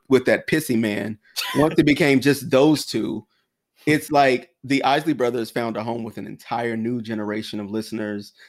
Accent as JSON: {"language": "English", "region": "South Carolina", "country": "United States", "also_born_or_lived": "Washington, D.C.", "moved": "yes", "lives_now": "New York, United States", "said": "someone who was from South Carolina and then moved up to D C and now New York"}